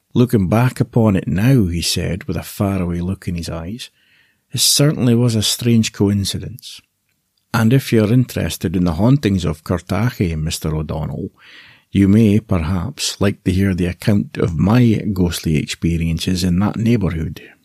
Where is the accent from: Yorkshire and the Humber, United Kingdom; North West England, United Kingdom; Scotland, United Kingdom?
Scotland, United Kingdom; Aberdeen; accent: Scottish; I was born in Aberdeen, the northeast of Scotland